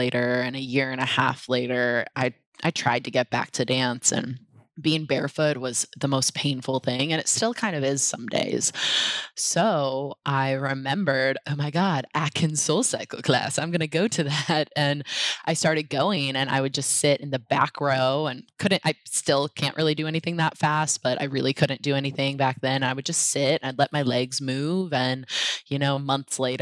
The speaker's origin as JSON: {"language": "English", "town": "Portland", "region": "Oregon", "country": "United States", "tie": "born or raised there", "also_born_or_lived": "New York / San Francisco Bay Area", "moved": "yes", "said": "I grew up in Portland, Oregon"}